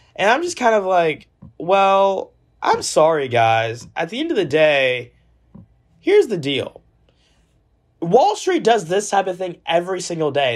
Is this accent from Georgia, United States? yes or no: yes; Georgia, United States; when I was in the eighth grade, Take Georgia history